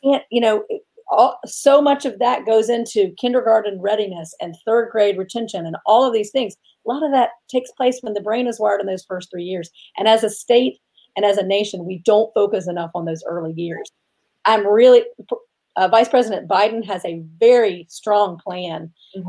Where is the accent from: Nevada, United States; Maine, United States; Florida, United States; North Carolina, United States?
Florida, United States; Tallahassee; also born or lived in Washington; I grew up in Tallahassee